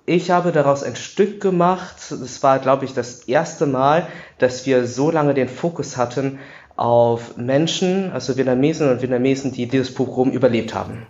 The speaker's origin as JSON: {"language": "German", "town": "Düren", "region": "North Rhine-Westphalia", "country": "Germany", "tie": "born or raised there", "said": "Ich bin natürlich in Düren aufgewachsen"}